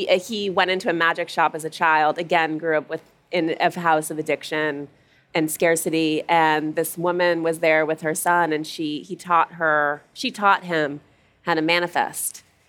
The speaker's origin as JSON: {"language": "English", "region": "Montana", "country": "United States", "tie": "born or raised there", "said": "I grew up in Montana"}